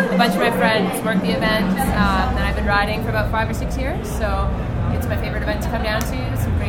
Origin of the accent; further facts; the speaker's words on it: Vancouver, British Columbia, Canada; from Vancouver, Canada.